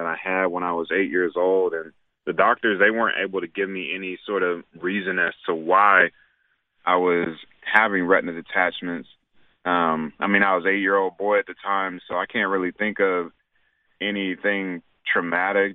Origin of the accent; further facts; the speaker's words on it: Raleigh, North Carolina, United States; I grew up in Raleigh, North Carolina